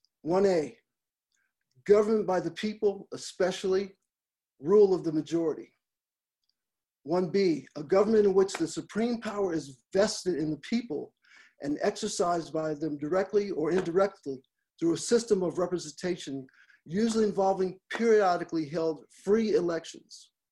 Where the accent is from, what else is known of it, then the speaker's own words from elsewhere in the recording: Los Angeles, California, United States; born there; also born or lived in Frankfurt / Minot / Roswell; I was born in Los Angeles, California, and grew up in a military family environment, living in Frankfurt, Germany, Minot, North Dakota, and finally retiring in the great metropolis of Roswell, New Mexico.